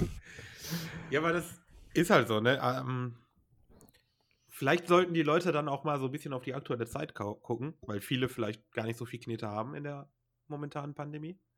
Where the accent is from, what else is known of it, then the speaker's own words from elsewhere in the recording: Germany; bei uns in Deutschland